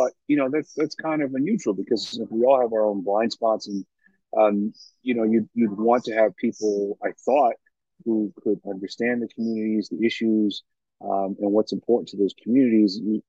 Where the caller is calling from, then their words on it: Harrisburg, Pennsylvania, United States; I am calling in from the Amtrak train station in Harrisburg, Pennsylvania.